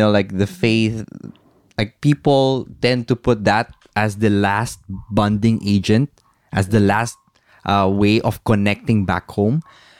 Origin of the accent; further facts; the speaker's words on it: Philippines; moved away as an adult; now in United Arab Emirates; I found God here in the desert when I was away from the Philippines.